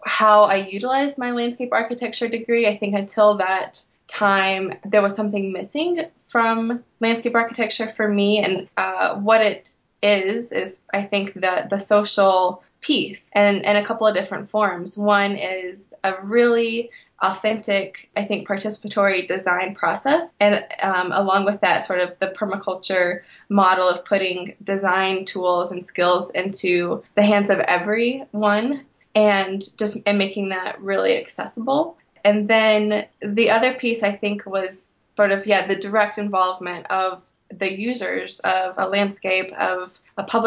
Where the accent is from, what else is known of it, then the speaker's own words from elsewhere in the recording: Woolwine or Stuart, Virginia, United States; moved away as an adult; now in Helena, United States; I am originally from Woolwine or Stuart, Virginia, in the Blue Ridge region of the Appalachians in southwestern Virginia, now in Helena, Montana.